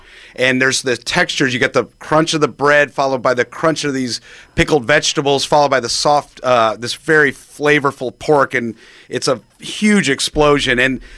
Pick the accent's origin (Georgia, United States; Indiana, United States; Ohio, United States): Georgia, United States; Marietta; I grew up in Marietta